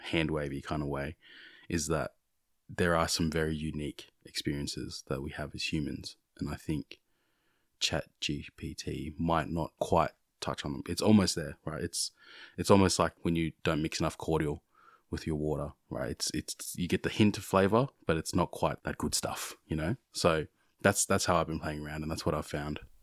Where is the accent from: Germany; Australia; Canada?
Australia; growing up here in Australia